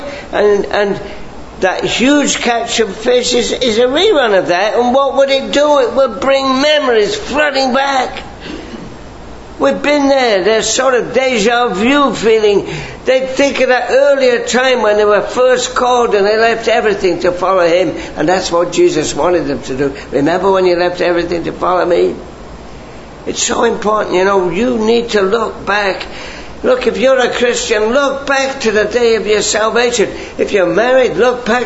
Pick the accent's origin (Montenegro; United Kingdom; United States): United Kingdom; England; now in Canada; I grew up in England where we had these lovely gardens, you know, lots of rain, and I have an English garden in Canada